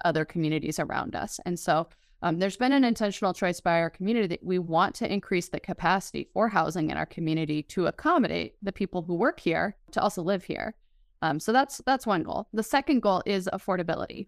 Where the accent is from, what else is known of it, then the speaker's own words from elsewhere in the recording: Denver, Colorado, United States; moved away as an adult; now in Fort Collins, United States; I'm from the Denver area originally